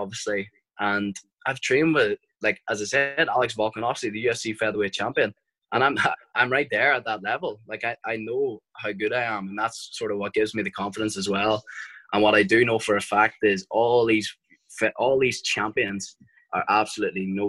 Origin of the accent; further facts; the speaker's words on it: Ireland; we're Irish